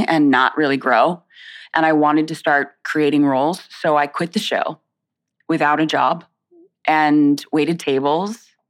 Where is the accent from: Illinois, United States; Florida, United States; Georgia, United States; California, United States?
Florida, United States; Winter Haven; also born or lived in South Bronx, New York City, United States; now in New York, United States; I went to Central Florida. So around, um, I would say about an hour south of the Disney World area, mm-hmm. a place called Winter Haven.